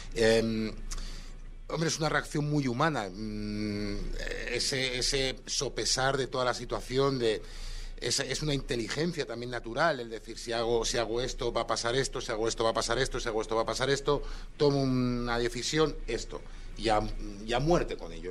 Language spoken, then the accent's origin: Spanish; Barcelona, Catalonia, Spain; moved away; soy de Barcelona